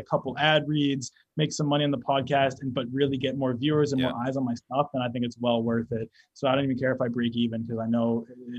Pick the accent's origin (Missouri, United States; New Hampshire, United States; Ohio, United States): New Hampshire, United States; It feels like summer out here, because it's like we're from New Hampshire, so it's like still warm out, starting to get cold back home.